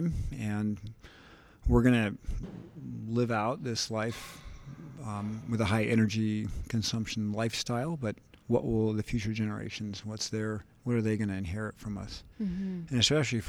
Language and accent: English; San Francisco, California, United States; I was born in San Francisco